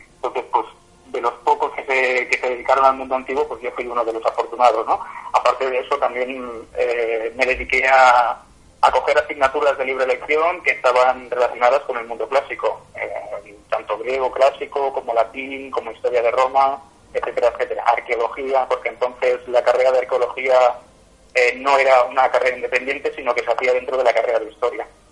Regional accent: Catalonia, Spain; soy catalán de la tierra

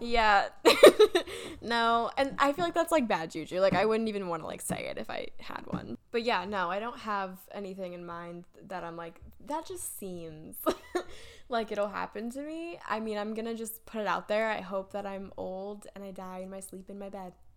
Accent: Davidson, North Carolina, United States; also born or lived in Michigan / Huntersville / Cornelius; now in Charlotte, United States; I grew up in Davidson.

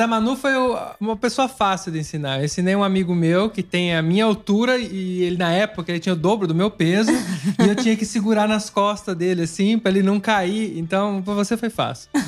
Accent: São Paulo, Brazil; moved away as an adult; now in Italy; a gente é de São Paulo

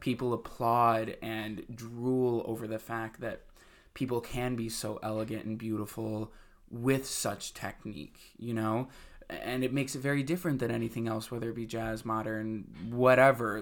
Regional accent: Webster, New York, United States; also born or lived in Buffalo, New York; now in New York City, United States; I'm from Rochester, New York. I'm actually from, well, really a, a suburb outside of Rochester, New York called

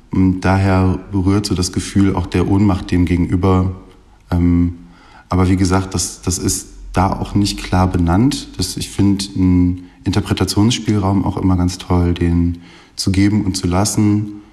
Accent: Essen, North Rhine-Westphalia, Germany; born there; Ich komme äh, gebürtig aus Essen

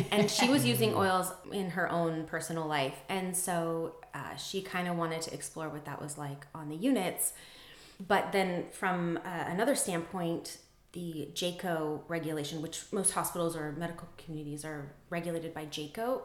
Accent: Pocatello, Idaho, United States; So I grew up in Pocatello, Idaho

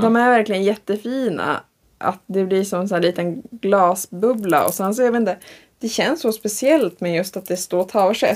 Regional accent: Tavelsjö, Västerbotten County, Sweden; jag är ju typ från Taversjö

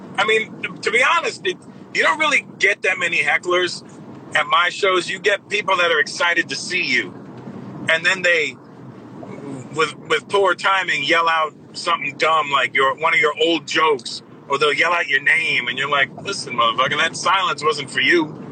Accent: Brampton, Ontario, Canada; growing up uh, in in Canada in Toronto, Brampton, my hometown specifically

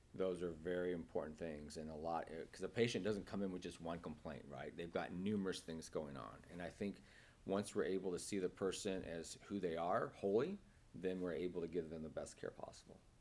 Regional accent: Nebraska, United States; moved away as an adult; also born or lived in Kansas City, Missouri; now in San Francisco, United States; I was born and raised in, in Nebraska

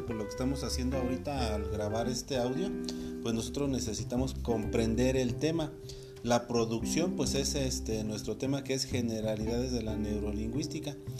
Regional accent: Mexico; aquí nosotros en México podemos decir, ah, pues es que hablamos español

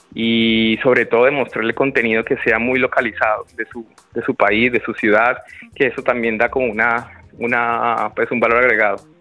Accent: Colombia; nosotros como colombianos

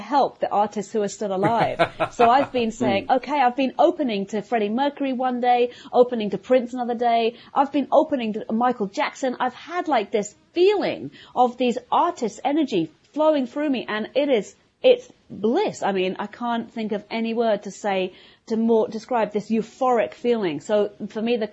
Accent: London, United Kingdom; moved away as an adult; also born or lived in Vienna, Austria; now in New York, United States; I live, you know, just north of New York City now, but I'm from London, as everybody probably can hear from my accent

